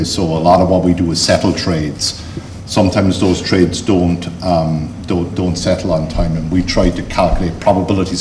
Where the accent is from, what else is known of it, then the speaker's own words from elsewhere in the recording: Cork, Munster, Ireland; accent: Cork; I've got my best Cork accent.